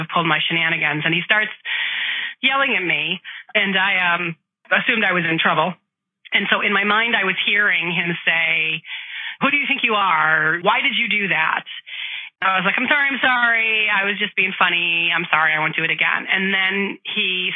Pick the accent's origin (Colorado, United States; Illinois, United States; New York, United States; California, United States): Illinois, United States; Chicago; I grew up in Chicago in the Midwest